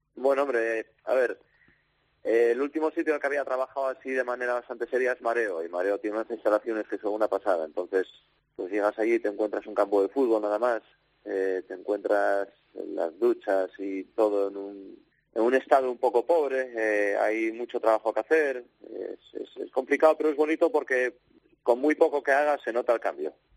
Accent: Gijón, Asturias, Spain; moved away as an adult; yo, yo soy de Gijón, entonces nacer en Gijón y ser de otro equipo que no sea el Sporting no lo entiendo muy bien

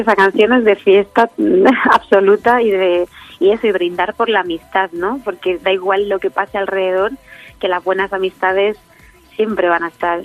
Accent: Letur, Sierra del Segura, Albacete, Castilla-La Mancha, Spain; born or raised there

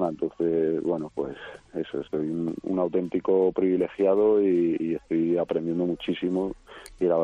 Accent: Madrid, Community of Madrid, Spain; also born or lived in Seville; Yo eh, nací en Sevilla aunque me haya desarrollado como torero en Madrid y haya vivido en Madrid mucho tiempo.

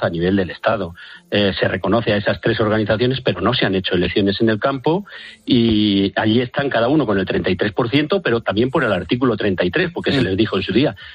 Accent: Valladolid, Castile and León, Spain; yo soy de Valladolid

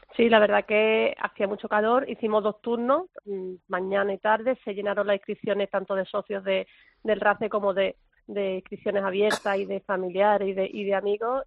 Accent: Valderrama, Andalusia, Spain; Valderrama, de, mi tierra

